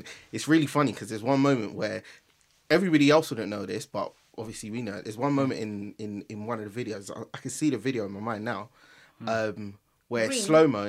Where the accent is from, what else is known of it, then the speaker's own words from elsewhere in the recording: Nigeria; Like, it was, one, like, I'm Nigerian, so I've been to so many weddings.